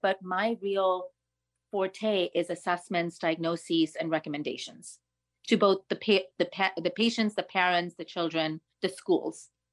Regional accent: New York City, New York, United States; being a New Yorker

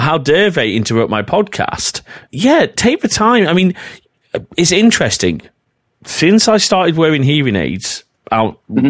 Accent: North West England, United Kingdom; accent: northern; also born or lived in Preston; my northern accent's coming out here quite a bit

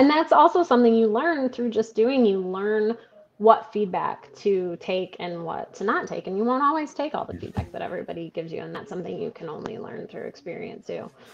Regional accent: Stockbridge, Michigan, United States; moved away as an adult; also born or lived in Grand Rapids, Michigan / Colorado; now in Lansing, United States; I was born in Stockbridge, Michigan

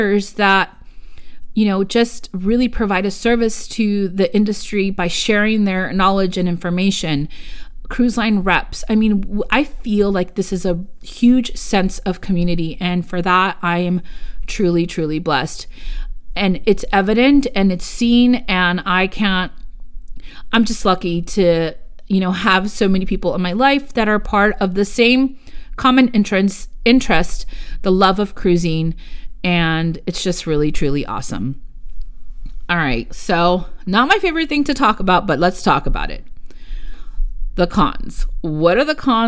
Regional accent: United States; first language Spanish; English is a second language; I am Mexican-American. My first language was Spanish. And I learned English in schools. I don't have an accent in English

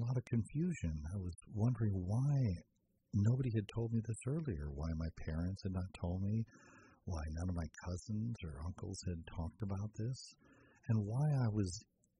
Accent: Arraiján, Panamá Oeste, Panama; moved away; Growing up, I grew up in Panama.

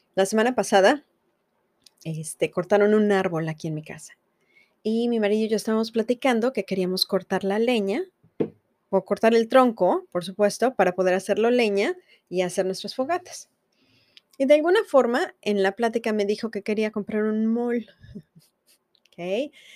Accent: Mexico; now in United States; nosotros como mexicanos

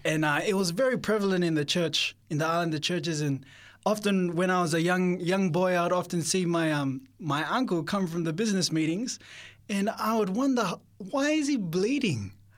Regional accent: Sydney, New South Wales, Australia; I was born in Sydney

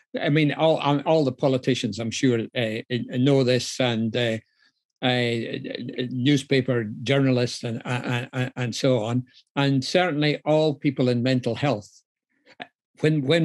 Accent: Scotland, United Kingdom; now in London, United Kingdom; I'm actually Scottish, even though I work. even though I work in London

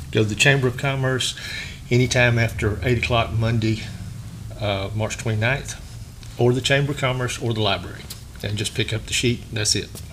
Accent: Sylacauga, Alabama, United States; I'm from Sylacauga

